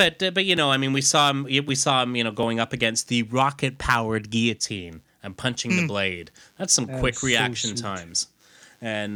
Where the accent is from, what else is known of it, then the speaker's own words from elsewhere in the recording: United Kingdom; being British myself